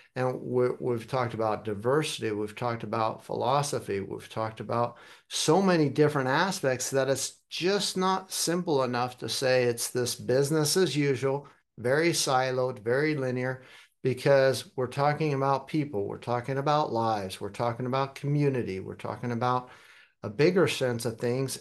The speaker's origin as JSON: {"language": "English", "country": "Germany", "tie": "born or raised there", "also_born_or_lived": "United States", "said": "I was born in America, but I'm a, consider myself a global citizen also. Kinda grew up in Germany, but have family all over the world"}